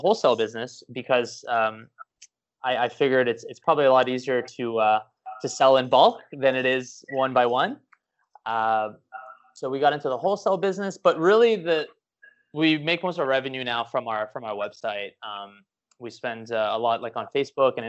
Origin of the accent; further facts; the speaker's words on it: Canada; now in Miami, United States; I'm from Canada